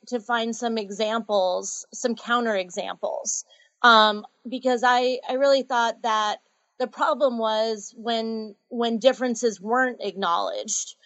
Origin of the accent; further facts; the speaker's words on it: Andover, Massachusetts, United States; I grew up in Andover, Massachusetts